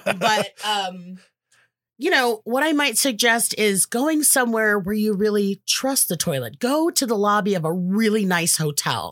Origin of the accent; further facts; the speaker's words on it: Los Angeles, California, United States; Born and raised in the San Fernando Valley, where Valley Girls come from